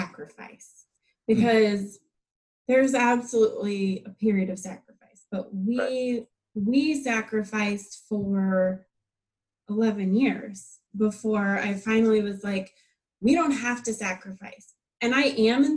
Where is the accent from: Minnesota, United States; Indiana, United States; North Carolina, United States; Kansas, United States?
Kansas, United States; moved away as an adult; now in Ohio, United States; I'm from Kansas originally, and I'm used to like the slower pace, like farm life.